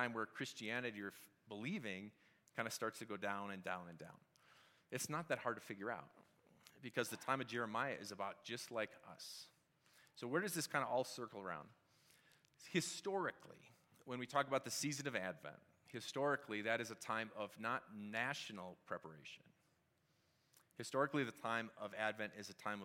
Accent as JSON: {"language": "English", "region": "Wisconsin", "country": "United States", "moved": "yes", "lives_now": "Colorado, United States", "said": "I'm from Wisconsin."}